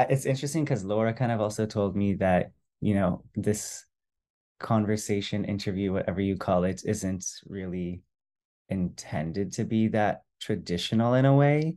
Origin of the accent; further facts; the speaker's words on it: San Francisco, California, United States; I was born in San Francisco, which is where they immigrated to, and pretty much I stayed in the Bay Area, San Francisco Bay Area, until twenty-two, twenty-three